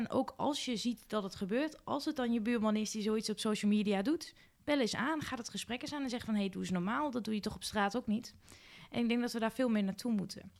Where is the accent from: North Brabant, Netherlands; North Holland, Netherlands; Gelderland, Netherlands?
Gelderland, Netherlands; Winterswijk; als lokaal raadslid omdat ik uit Winterswijk kom